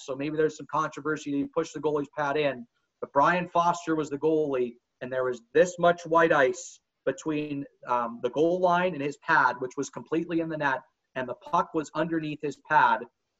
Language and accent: English; Kansas City, United States; moved away; also born or lived in St. Cloud, Minnesota / Dubuque, Iowa / Hershey, Pennsylvania; I grew up in Tornado Alley in Kansas City.